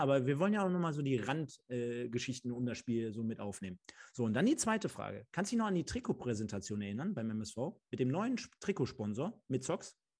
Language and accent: German; Germany; als Deutscher oder als Deutsche